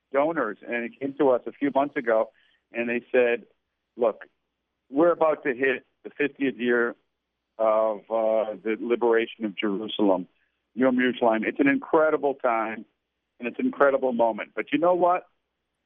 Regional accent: Canada; I grew up in Canada

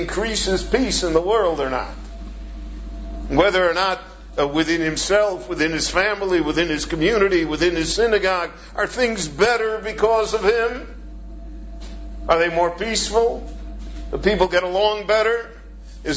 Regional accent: United States; moved away as an adult; now in Israel; I come from the United States

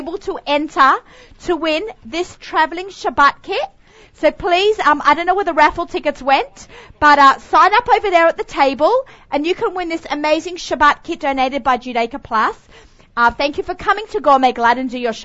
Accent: Australia; also born or lived in Woodmere, New York; now in United States; I'm Australian

